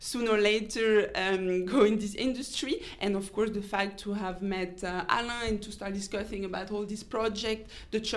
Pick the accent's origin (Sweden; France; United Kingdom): France; Paris, Île-de-France; moved away as an adult; now in Switzerland; I'm coming from France, from Paris, and I moved to Switzerland in 2017.